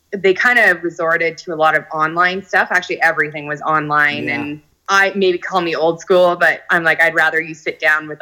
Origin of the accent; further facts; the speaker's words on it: Kelowna, British Columbia, Canada; now in Penticton, Canada; I was born and raised in Kelowna, and then we moved to Penticton 15 years ago.